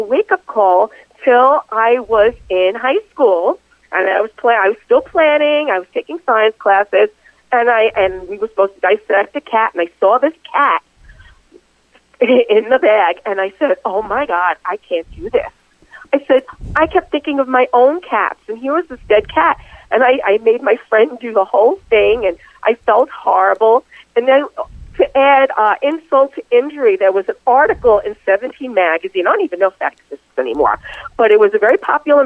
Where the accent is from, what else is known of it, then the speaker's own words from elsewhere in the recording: New York City, New York, United States; also born or lived in Bronx, New York; I grew up in Astoria, Queens, and I lived there, for all of pretty much my entire childhood. I was really born in the Bronx, but we moved when I was three